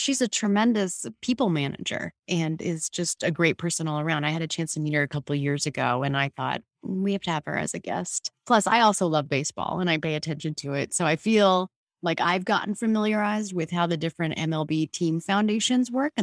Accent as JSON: {"language": "English", "town": "Boston", "region": "Massachusetts", "country": "United States", "tie": "born or raised there", "said": "my hometown team, the Red Sox"}